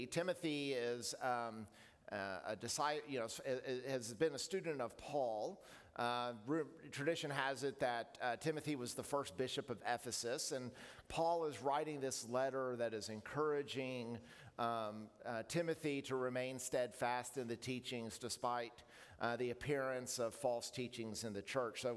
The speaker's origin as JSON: {"language": "English", "region": "Oklahoma", "country": "United States", "tie": "born or raised there", "said": "Growing up in Oklahoma"}